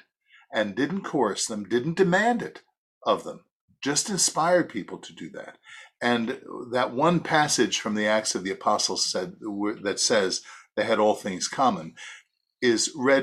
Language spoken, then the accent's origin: English; New York City, New York, United States; I'm from Brooklyn